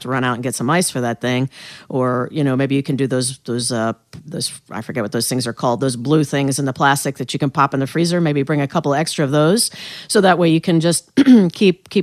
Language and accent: English; United States; also born or lived in North Carolina / Northern Indiana / York, Pennsylvania; now in Baltimore, United States; I didn't grow up here. I grew up in North Carolina and then Northern Indiana, although my family is from York, Pennsylvania.